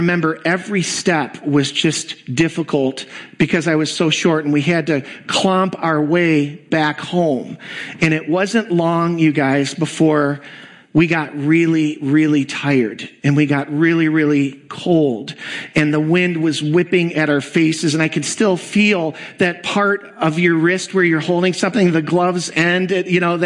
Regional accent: Kenosha, Wisconsin, United States; I grew up in Kenosha, Wisconsin

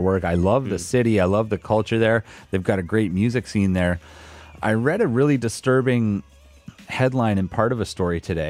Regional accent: Canada; I was born in Canada

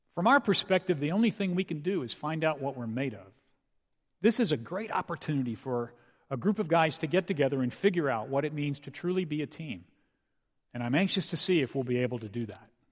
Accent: San Antonio, Texas, United States; I grew up in San Antonio

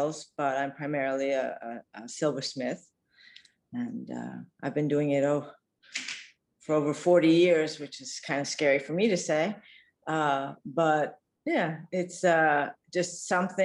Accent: Massachusetts, United States; moved away as an adult; also born or lived in Virginia / Venezuela; I was born in Virginia. Yeah. I grew up in Massachusetts

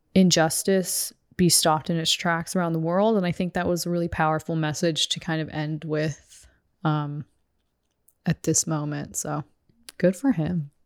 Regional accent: United States; as a woman and as an American

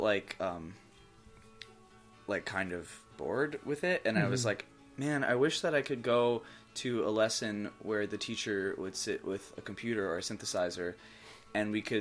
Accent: Orange County, New York, United States; moved away as an adult; now in Boston, United States; I am originally from Orange County, New York, which is the less famous Orange County, but it is the original Orange County

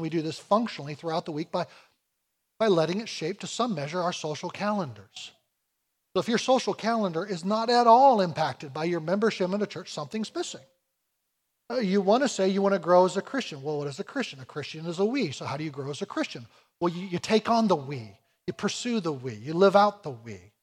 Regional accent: United States; I come from America

